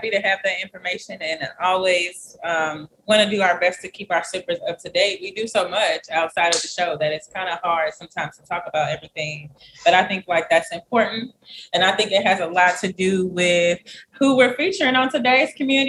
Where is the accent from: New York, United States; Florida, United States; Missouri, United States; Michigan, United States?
Missouri, United States; St. Louis; I am born and raised in St. Louis, so I grew up here. I went to school here.